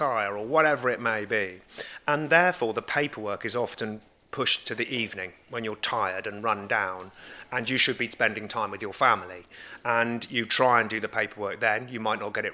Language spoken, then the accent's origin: English; United Kingdom; I've been born and brought up on this farm all of my life.